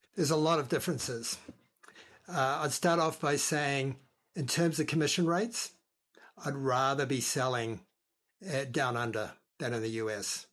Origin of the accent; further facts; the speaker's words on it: New Zealand; also born or lived in Australia; now in Lake County, California, United States; I'm from down under. I'm a, I'm actually a New Zealander, or we call ourselves a Kiwi